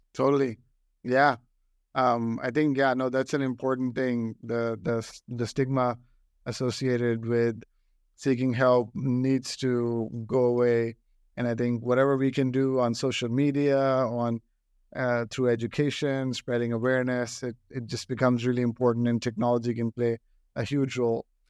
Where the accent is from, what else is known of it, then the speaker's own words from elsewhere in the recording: New Delhi, Delhi, India; now in United States; I grew up in New Delhi